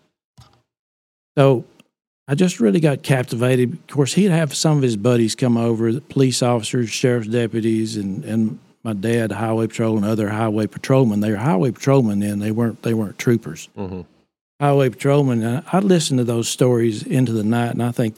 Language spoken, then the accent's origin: English; Rockwall, Texas, United States; also born or lived in Decatur, Texas; I grew up in Rockwall, Texas.